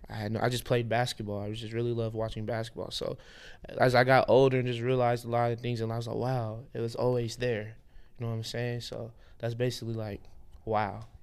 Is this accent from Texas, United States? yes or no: yes; Houston, Texas, United States; I was born in Houston, Texas, but my parents are from Lagos, Nigeria